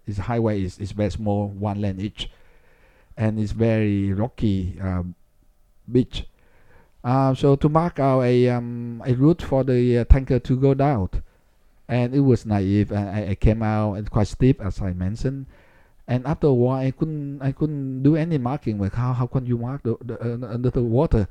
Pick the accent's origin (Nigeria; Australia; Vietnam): Vietnam; Ho Chi Minh City; moved away; I was born in Saigon, which is, which was a big city